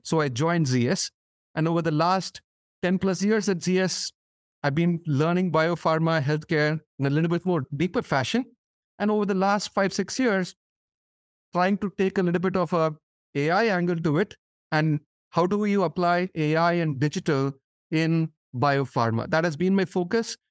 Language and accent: English; India; moved away as an adult; as a kid growing up in India